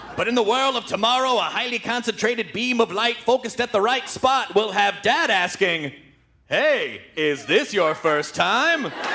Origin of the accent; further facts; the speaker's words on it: Memphis, Tennessee, United States; now in Los Angeles, United States; I grew up in Memphis.